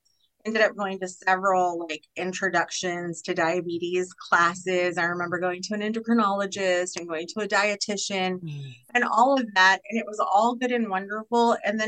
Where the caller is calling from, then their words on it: Pattison, Texas, United States; first language Spanish; I am actually calling in from the little bitty grand metropolis of Pattison, Texas. So I am west of Houston, far enough into the country to know I'm in the country and close enough to the city to not feel like I'm completely away from civilization.